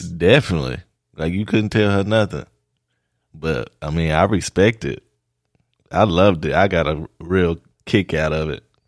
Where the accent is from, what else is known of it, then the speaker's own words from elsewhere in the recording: Oklahoma, United States; I'm from Oklahoma.